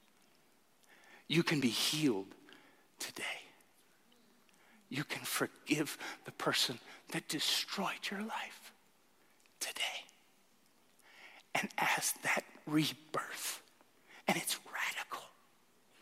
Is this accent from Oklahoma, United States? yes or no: yes; Tulsa, Oklahoma, United States; I grew up in Tulsa, Oklahoma